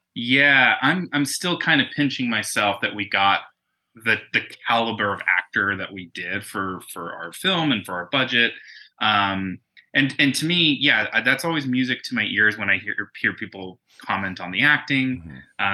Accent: Tucson, Arizona, United States; moved away as an adult; now in Los Angeles, United States; I'm originally from Arizona, so from Tucson.

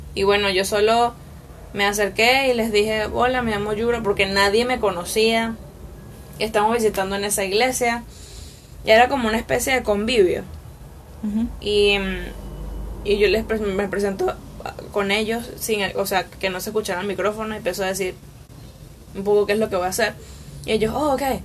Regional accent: Barlovento, Miranda, Venezuela; also born or lived in Caracas; yo me crié en Misiones, o sea, me crié en Barlovento. Nací en Caracas, pero llegué de meses a, a de meses a esa a ese lugar.

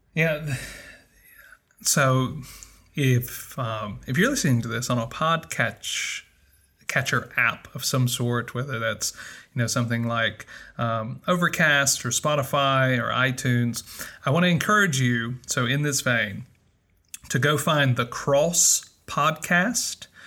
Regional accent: United States; moved away as an adult; also born or lived in Mississippi / Northern Virginia

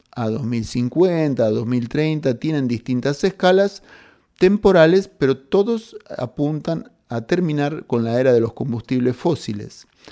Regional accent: Argentina; como argentinos

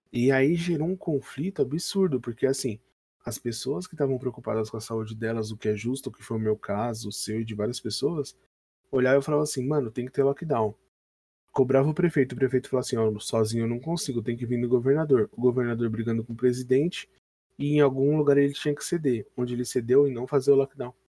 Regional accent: São Paulo, Brazil; a gente é de São Paulo

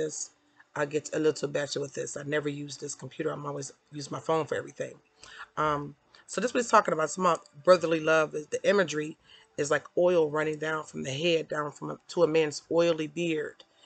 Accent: Detroit, Michigan, United States; I'm from Detroit. I'm a suburbanite now, suburban mom

